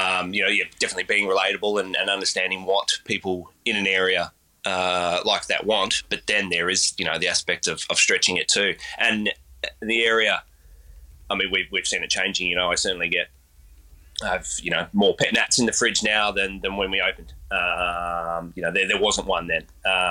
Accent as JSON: {"language": "English", "town": "Geelong", "region": "Victoria", "country": "Australia", "tie": "born or raised there", "also_born_or_lived": "Lara / Sydney", "said": "I've always, aside from some time spent living in Sydney, have always, been more this side of town. I grew up in Lara and Geelong."}